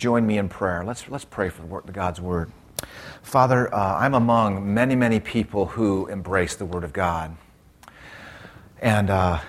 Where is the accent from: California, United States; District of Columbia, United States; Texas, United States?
California, United States; moved away; I'm from California